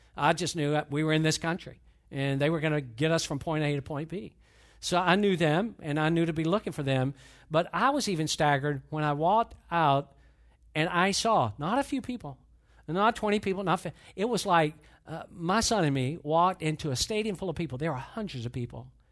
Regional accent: Atlanta, Georgia, United States; I grew up in Atlanta

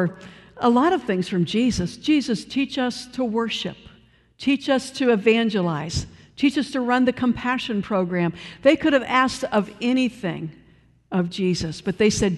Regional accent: Cleveland, Ohio, United States; moved away; I come from Cleveland, Ohio

